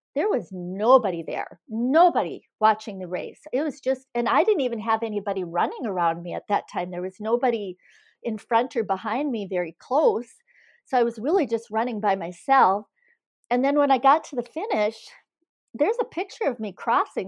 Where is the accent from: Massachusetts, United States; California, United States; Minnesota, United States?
Minnesota, United States; Iron Range; also born or lived in Missoula, Montana; now in Eden Prairie, United States; Growing up in the Iron Range, I spent all my, most of my free time outside